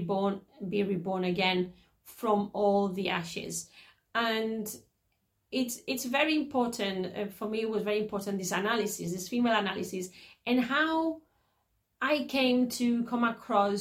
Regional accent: Catalonia, Spain; Even though my parents are Andalusian, I was born in Catalonia

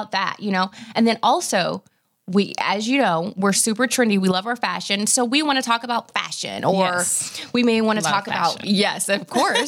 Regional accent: Nashville, Tennessee, United States; moved away as an adult; now in Dallas, United States; I'm originally from Nashville. And, you know, so it was almost like, okay, born and raised there and family there

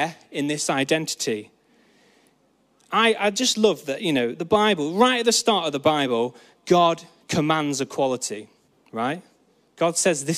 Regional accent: Peak District, East Midlands, United Kingdom; I grew up in the Peak District, where you can actually see stars at night

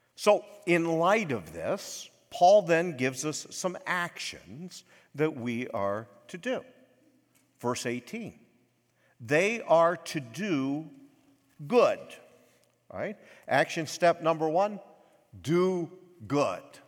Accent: United States; I was born in America

